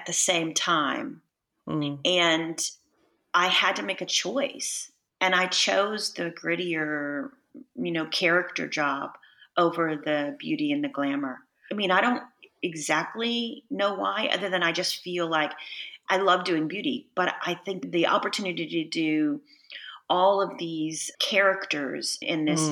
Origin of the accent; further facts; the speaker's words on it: Texas, United States; moved away; I'm from Texas